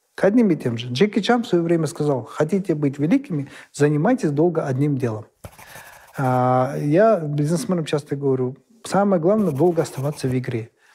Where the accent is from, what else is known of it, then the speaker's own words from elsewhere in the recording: Kazakhstan; как любой казах